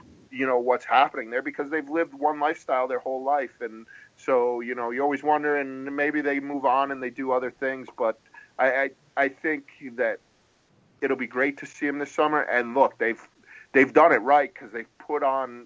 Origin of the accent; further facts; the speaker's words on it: Rhode Island, United States; also born or lived in New England; now in New Jersey, United States; I grew up in Rhode Island